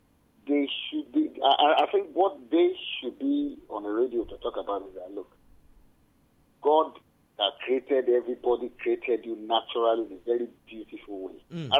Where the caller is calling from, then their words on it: Ibadan, Oyo, Nigeria; I'm calling from Challenge.